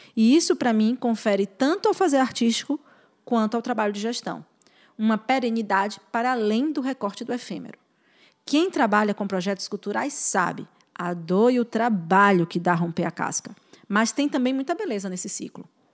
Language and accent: Portuguese; Bahia, Brazil; sou baiana, mãe, mulher e formiga